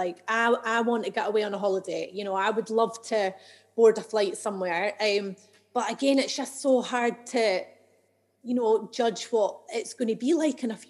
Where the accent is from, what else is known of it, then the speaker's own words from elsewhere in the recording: Edinburgh, Scotland, United Kingdom; I'm from Edinburgh, and I've always lived here